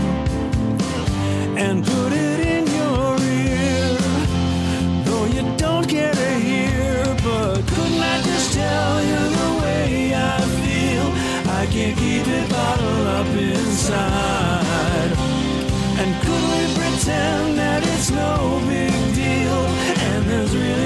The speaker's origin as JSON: {"language": "English", "town": "Detroit", "region": "Michigan", "country": "United States", "tie": "born or raised there", "said": "I grew up in the Detroit area"}